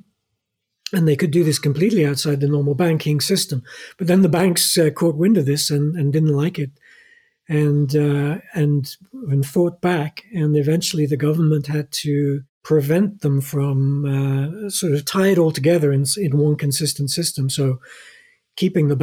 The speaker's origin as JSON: {"language": "English", "country": "Norway", "said": "In my home country, Scandinavia and Norway"}